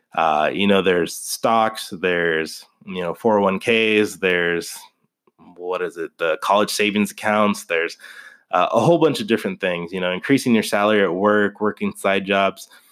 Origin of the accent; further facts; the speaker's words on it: Kansas City, United States; also born or lived in Wichita, Kansas / northern Colorado; now in Colorado, United States; I grew up in Kansas City